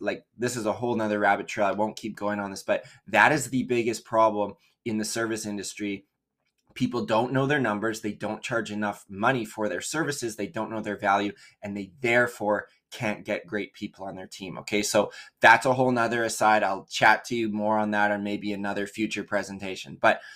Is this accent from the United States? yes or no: no; Canada; also born or lived in Vancouver, British Columbia; We're based just outside Vancouver, BC in Canada. What is up, my fellow Canadians? Love